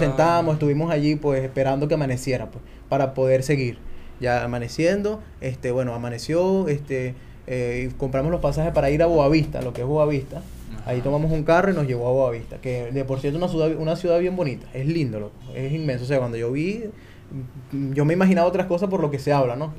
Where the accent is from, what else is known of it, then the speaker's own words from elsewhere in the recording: Venezuela; moved away as an adult; yo no voy a salir nunca de Venezuela, me siento tranquilo, mi familia